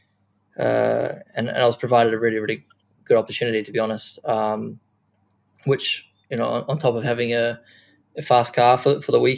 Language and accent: English; New Zealand; moved away; also born or lived in Japan; being a Kiwi